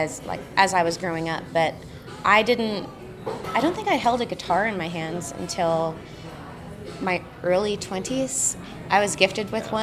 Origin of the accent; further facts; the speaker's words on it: Prince Edward Island, Canada; now in Austin, United States; I grew up on Prince Edward Island in Canada